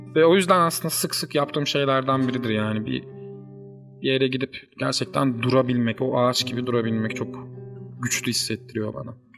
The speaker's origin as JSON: {"language": "Turkish", "region": "Uşak Province", "country": "Turkey", "tie": "born or raised there", "said": "ben Uşaklıyım. Uşak çok küçük bir şehir."}